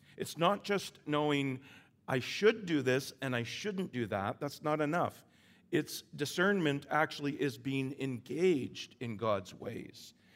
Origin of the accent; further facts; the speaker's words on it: Vancouver Island, British Columbia, Canada; I'm from the island. I'm from Vancouver Island.